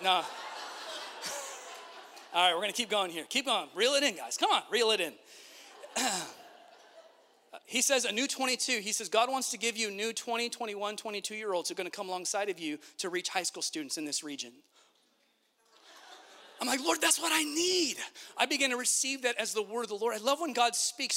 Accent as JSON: {"language": "English", "region": "Central California", "country": "United States", "tie": "born or raised there", "moved": "yes", "said": "my upbringing in Central California in the heart of the barrio"}